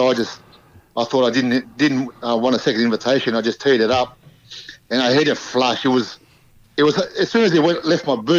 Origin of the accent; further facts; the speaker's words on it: Sydney, New South Wales, Australia; also born or lived in Fiji; No, I was born in Fiji, but I came over when I was about 9 years old. And I grew up in Camperdown. and then went to the local school, and then ended up at Newtown High School.